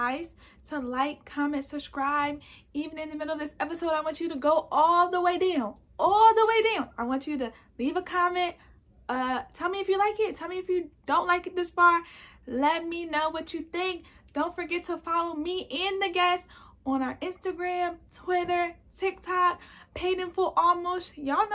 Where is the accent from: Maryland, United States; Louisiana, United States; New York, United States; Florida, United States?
Maryland, United States; moved away as an adult; now in Reading, United States; I came from Maryland